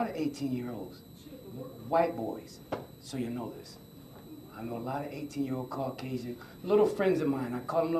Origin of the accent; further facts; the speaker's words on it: Buffalo, New York, United States; We were born and raised in Buffalo. Yes, we are from Buffalo. Yes, this is our home